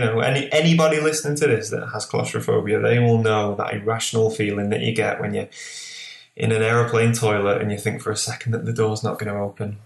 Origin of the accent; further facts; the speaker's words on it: Lancashire, North West England, United Kingdom; also born or lived in Newcastle; now in Whitley Bay, United Kingdom; where I grew up in Lancashire, which is the northwest, I grew up